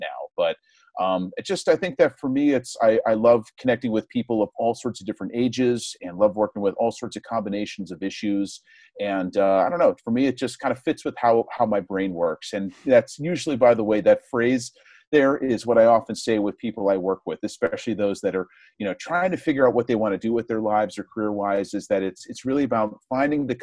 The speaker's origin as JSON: {"language": "English", "area": "suburbs outside New York City", "region": "New Jersey", "country": "United States", "tie": "born or raised there", "also_born_or_lived": "Rhode Island / Houston, Texas", "moved": "as an adult", "said": "I'm originally from New Jersey. I grew up in the suburbs outside of New York City."}